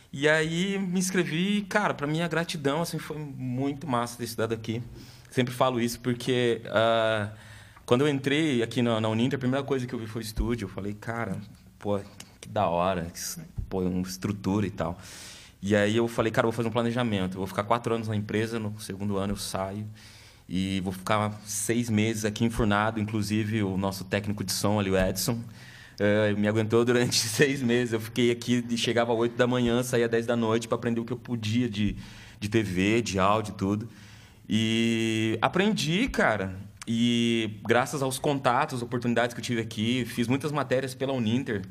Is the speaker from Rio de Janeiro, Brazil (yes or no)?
no; Curitiba, Paraná, Brazil; nasci na Vila Trindade, acho que a maioria conhece, aqui em Curitiba, uma comunidade bem carente